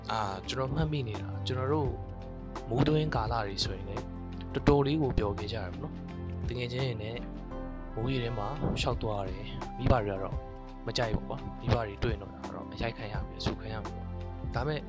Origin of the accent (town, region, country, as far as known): Myitkyina, Kachin State, Myanmar; born or raised there